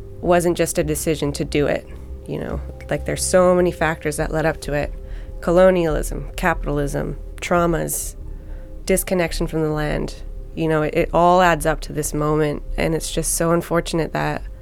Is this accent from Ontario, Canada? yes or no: no; Tsycum, British Columbia, Canada; I'm from Sycam, so I'm part of that.